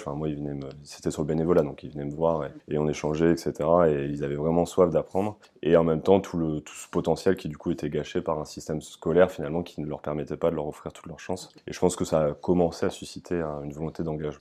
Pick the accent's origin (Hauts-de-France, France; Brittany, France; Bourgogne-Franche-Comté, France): Hauts-de-France, France; Amiens; je suis originaire euh, d'Amiens, je suis né en 96